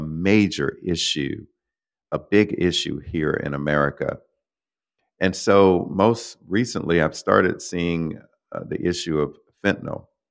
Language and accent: English; Florida, United States; I'm from Florida, started there